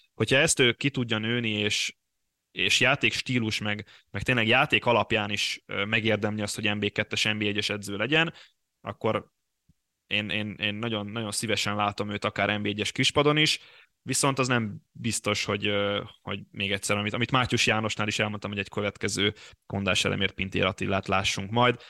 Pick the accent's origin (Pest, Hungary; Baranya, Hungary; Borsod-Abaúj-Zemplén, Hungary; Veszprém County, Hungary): Pest, Hungary; Bugyi; szeretett szülőfalunk csapata, a Bugyi